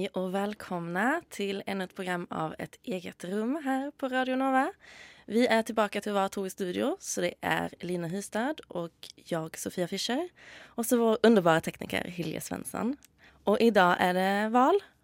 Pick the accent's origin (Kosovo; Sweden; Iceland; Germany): Sweden; now in Norway; Om dere har hørt det, så er jeg svensk.